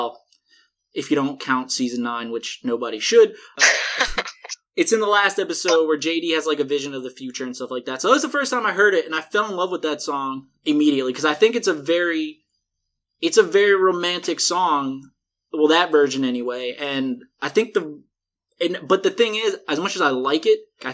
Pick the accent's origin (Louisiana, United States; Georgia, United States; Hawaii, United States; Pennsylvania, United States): Louisiana, United States; we're both from Louisiana